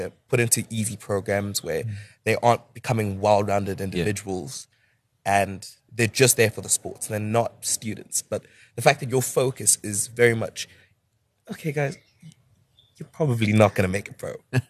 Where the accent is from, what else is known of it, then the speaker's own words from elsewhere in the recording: South Africa; I'm a South African student.